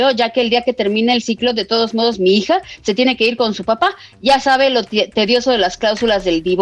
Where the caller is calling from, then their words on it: Iztacalco, Mexico City, Mexico; Muy buenas tardes … los escucho en Iztacalco.